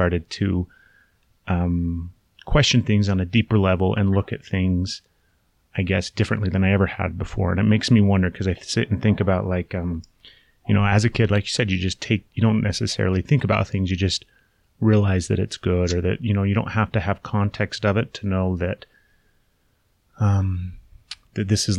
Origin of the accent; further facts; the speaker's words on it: Utah, United States; because I was born in Utah, the predominant religion here obviously is Mormons